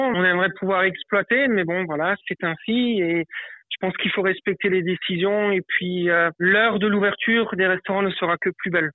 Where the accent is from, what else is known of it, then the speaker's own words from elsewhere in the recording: Avolsheim, Grand Est, France; je suis originaire euh, d'Abolsheim, à côté de Molsheim